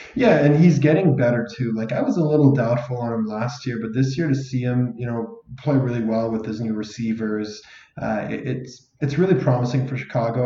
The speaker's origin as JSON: {"language": "English", "town": "Calgary", "region": "Alberta", "country": "Canada", "tie": "born or raised there", "also_born_or_lived": "Ottawa", "moved": "yes", "said": "Calgary's my hometown, and Ottawa's where I, I lived for a large part of my life too"}